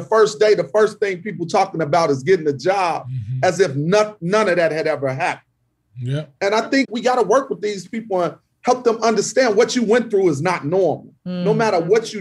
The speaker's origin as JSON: {"language": "English", "town": "Chicago", "region": "Illinois", "country": "United States"}